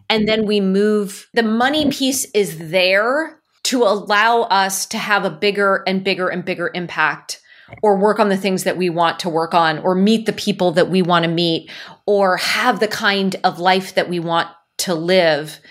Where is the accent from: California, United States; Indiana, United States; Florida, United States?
California, United States; Silicon Valley; I'm born and raised in Silicon Valley